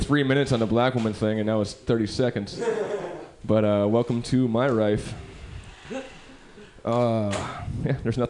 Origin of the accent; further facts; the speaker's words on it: New York City, New York, United States; I'm from New York.